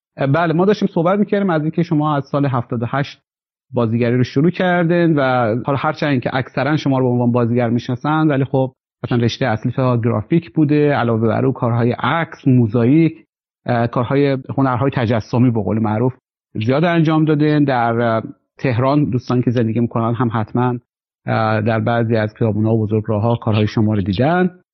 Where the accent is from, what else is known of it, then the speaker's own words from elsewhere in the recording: Khorasan, Iran; به عنوان خراسانی تبریم